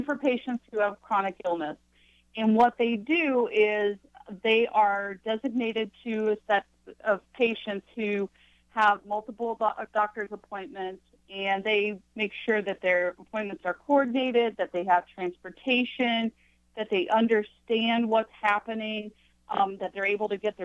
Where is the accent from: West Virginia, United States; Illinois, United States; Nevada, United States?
West Virginia, United States; Mineral Wells; moved away as an adult; also born or lived in Charleston, West Virginia / Pittsburgh / Cleveland / Kentucky; now in Athens, United States; I grew up, I was born in Charleston, West Virginia, the state capital, and my family, we ended up migrating north to Parkersburg area, and I grew up in Mineral Wells